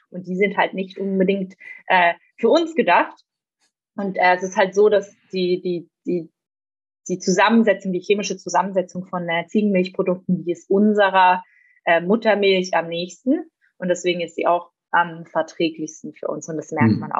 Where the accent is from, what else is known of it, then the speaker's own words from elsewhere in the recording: Switzerland; meine Eltern zum Beispiel, die gehen immer ähm, in der Schweiz eben, wo ich herkomme, auf einen Biobauernhof